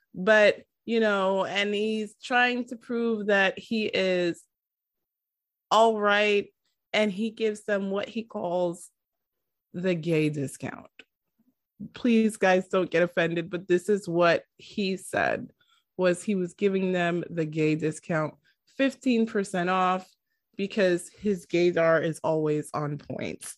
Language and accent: English; New York City, New York, United States; I am from New York